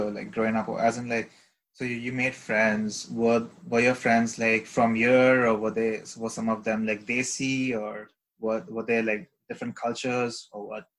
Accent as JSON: {"language": "English", "region": "Dubai", "country": "United Arab Emirates", "tie": "born or raised there", "said": "I grew up in Dubai"}